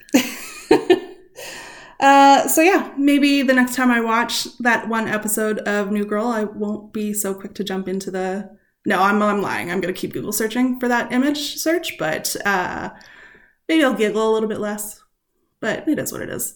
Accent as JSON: {"language": "English", "country": "Canada", "said": "we are Canadian"}